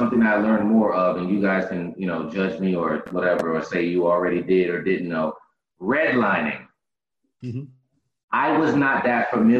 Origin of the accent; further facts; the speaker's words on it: New Jersey, United States; Now, I grew up in Jersey, right?